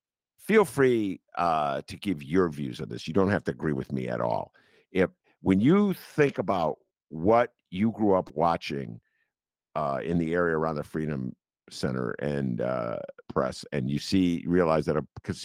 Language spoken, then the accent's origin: English; Evanston, Illinois, United States; moved away; my hometown, Evanston, where I went to junior high and high school.